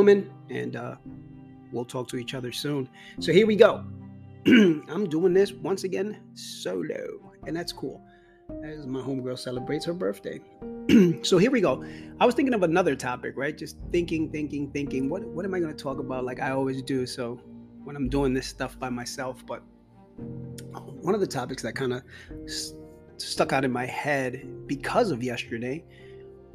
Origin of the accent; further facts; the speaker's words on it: New York City, New York, United States; growing up in New York and in the Bronx